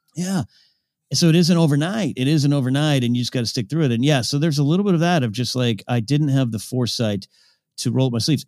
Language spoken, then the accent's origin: English; Pismo Beach, California, United States; moved away; my hometown in Pismo Beach